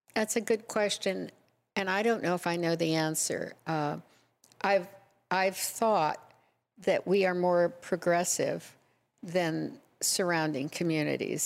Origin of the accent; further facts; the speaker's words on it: Nebraska, United States; moved away as an adult; also born or lived in Huntington Beach; now in Laguna Beach, United States; I grew up in Nebraska.